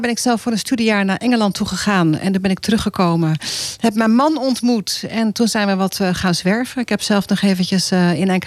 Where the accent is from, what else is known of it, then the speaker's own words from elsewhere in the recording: Sint Maarten; also born or lived in Gouda / Moordrecht; ik eigenlijk eh, kort gewoond. via Moordrecht zijn we verhuisd toen naar Sint Maarten. Ik was nog heel